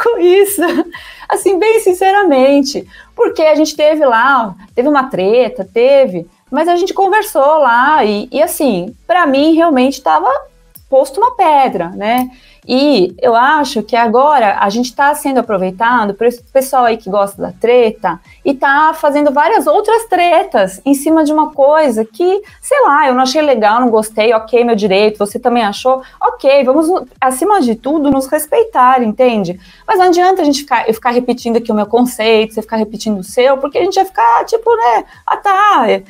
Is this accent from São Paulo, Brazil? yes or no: yes; São Paulo, Brazil; autêntica da Moca, eu não moro mais lá na Moca, mas eu cresci na Moca